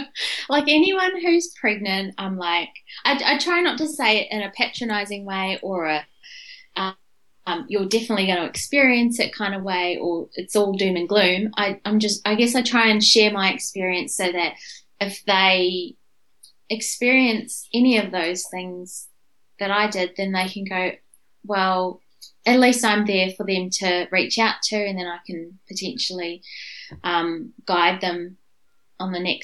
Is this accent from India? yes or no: yes; India; Because I'm Indian, our culture kind of just brushes it all under the covers.